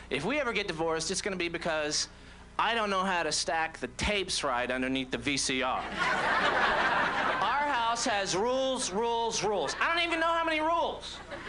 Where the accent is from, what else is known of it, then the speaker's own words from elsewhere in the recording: Orlando, Florida, United States; So, I'm from Orlando originally, which isn't...